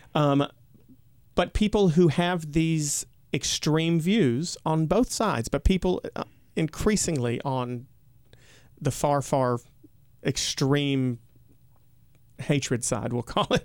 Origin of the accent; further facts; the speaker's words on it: United States; my home state